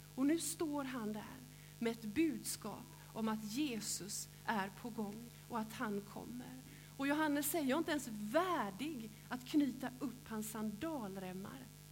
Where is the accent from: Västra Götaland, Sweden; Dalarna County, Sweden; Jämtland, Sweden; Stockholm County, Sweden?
Västra Götaland, Sweden; Gråbo; now in Hulla, Sweden; där jag är uppväxt i Gråbo